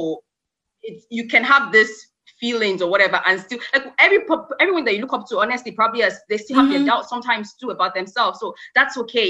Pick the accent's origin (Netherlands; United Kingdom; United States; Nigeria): Nigeria; as a Nigerian person